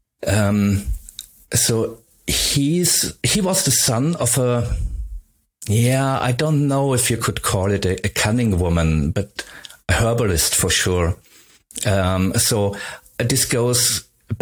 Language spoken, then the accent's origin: English; Upper Styria, Austria; first language German; English is a second language; I grew up in Upper Styria, and there's not much